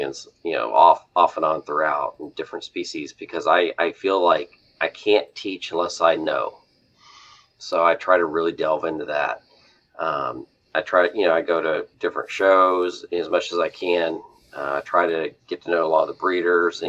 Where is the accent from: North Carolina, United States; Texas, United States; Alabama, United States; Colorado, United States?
Texas, United States; West; I grew up in West Texas originally